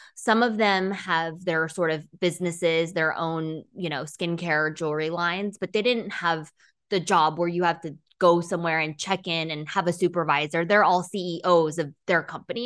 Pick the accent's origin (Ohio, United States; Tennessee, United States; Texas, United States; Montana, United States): Texas, United States; also born or lived in China / Dallas, Texas / Ithaca, New York / San Francisco, California; we moved to Texas when I was in grade school, finished, um, high school here